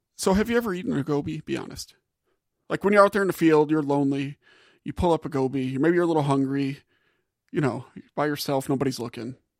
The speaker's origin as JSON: {"language": "English", "region": "Gulf South", "country": "United States", "said": "I'm from the Gulf South"}